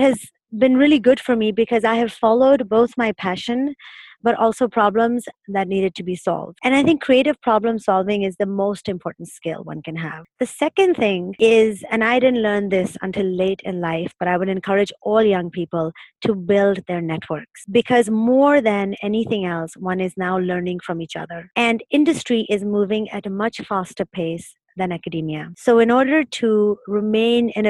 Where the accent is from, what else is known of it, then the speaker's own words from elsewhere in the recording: Pakistan; moved away as an adult; also born or lived in Berlin / New York / Massachusetts; now in Singapore; I grew up in Pakistan